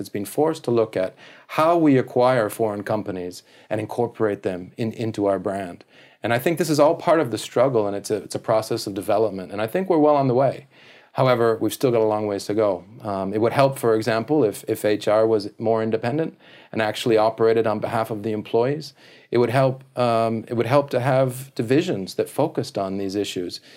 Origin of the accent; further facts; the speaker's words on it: Canada; now in Japan; I'm a Canadian